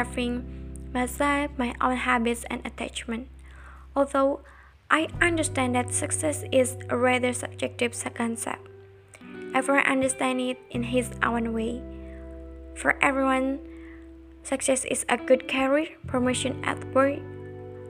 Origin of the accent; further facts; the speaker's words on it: Indonesia; also born or lived in Jakarta; I was born in Jakarta June 11, 2002, but I live in Pamulian village with my grandma and my grandpa since I was 5 years old